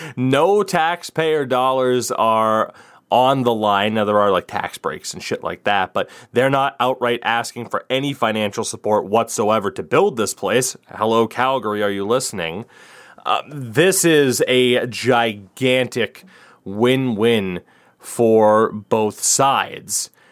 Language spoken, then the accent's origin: English; United States